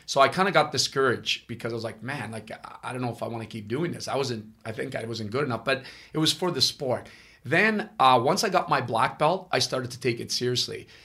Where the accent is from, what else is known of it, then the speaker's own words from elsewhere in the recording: Ottawa, Ontario, Canada; first language Italian; English is a second language; also born or lived in Italy; I'm Canadian, but I'm actually born in Italy. I, okay. I came here in 1974